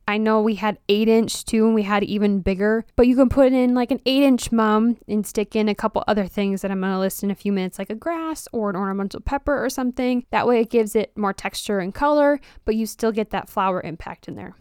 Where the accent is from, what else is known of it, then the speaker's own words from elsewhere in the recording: Wisconsin, United States; I'm from Wisconsin